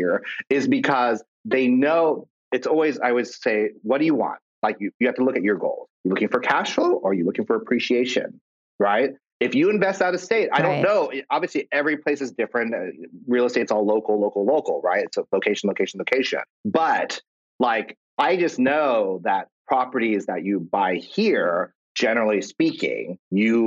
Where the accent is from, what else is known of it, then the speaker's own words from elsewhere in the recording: Kansas, United States; now in Los Angeles, United States; I'm from Kansas originally.